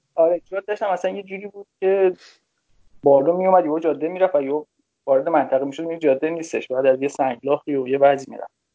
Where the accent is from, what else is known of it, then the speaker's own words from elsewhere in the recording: Damavand, Tehran Province, Iran; من تهران متولد شدم ولی به خاطر کار پدرم رفتیم شهرستان دماوند